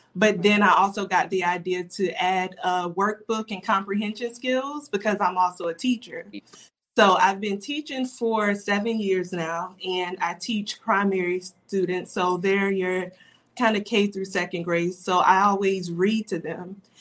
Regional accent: Darlington, South Carolina, United States; moved away as an adult; also born or lived in Florence, South Carolina / Timmonsville, South Carolina; now in Florida, United States; we later moved to uh, Darlington, South Carolina, and that's where I went to elementary, middle, and high school. So I would basically say I'm from Darlington.

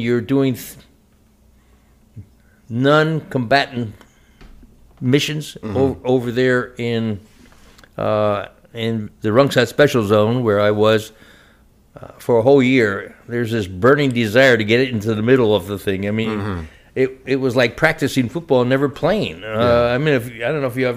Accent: Shillington, Pennsylvania, United States; I'm from Shillington, Pennsylvania, and that's a suburb of Reading in eastern Pennsylvania. And born there

